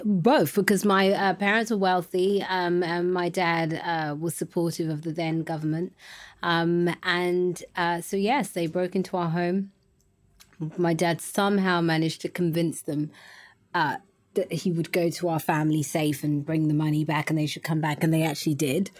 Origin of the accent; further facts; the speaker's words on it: London, United Kingdom; also born or lived in Ghana; I was born in East London, um, but my parents are from Ghana. Um, and I was, uh, raised in East London until I was About three.